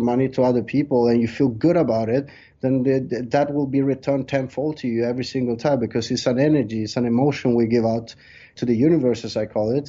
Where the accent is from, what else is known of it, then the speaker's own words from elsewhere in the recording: Sweden; moved away as an adult; also born or lived in Colombia; now in Thailand; I was born in South America, Colombia, but I left when I was 3 years old. My parents took me there, and I was raised in Sweden until I was 20 years old, and then I moved to Thailand, and now I've been living in Thailand 16 years.